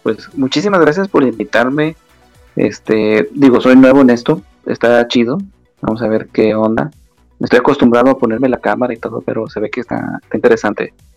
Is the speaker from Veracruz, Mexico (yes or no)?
no; Nuevo Laredo, Tamaulipas, Mexico; yo soy de acá de México, estoy cerca de la frontera de Estados Unidos. Me cuenta que está Estados Unidos a cinco minutos caminando prácticamente. la ciudad se llama Nuevo Laredo